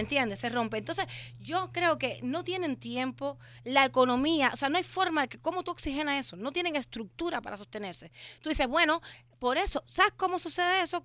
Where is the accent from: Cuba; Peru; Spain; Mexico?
Cuba; moved away; cuando era niña en Cuba y yo desperté dentro de la isla